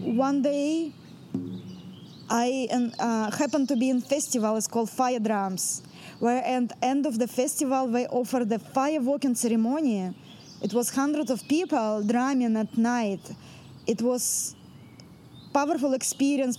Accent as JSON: {"language": "English", "region": "Central Russia", "country": "Russia", "second_language": "English", "moved": "yes", "lives_now": "Mount Shasta, United States", "said": "I'm from Russia. I'm full blood Russian from the center of Russia, where the three countries connected together"}